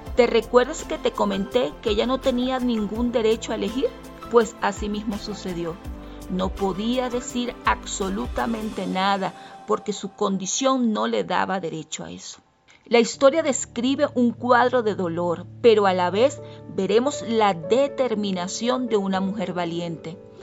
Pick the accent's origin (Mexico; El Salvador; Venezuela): Venezuela; moved away as an adult; now in Quito, Ecuador; soy venezolana, actualmente vivo en Quito, Ecuador, desde ya hace seis años